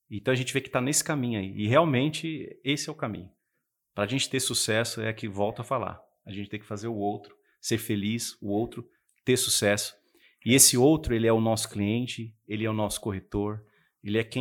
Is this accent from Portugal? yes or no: no; Ferraz de Vasconcelos, São Paulo, Brazil; Eu vim de Ferraz, eu sou o príncipe de Ferraz de Vasconcelos.